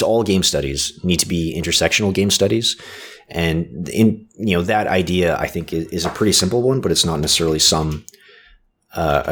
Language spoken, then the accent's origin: English; Canada; I was born in Canada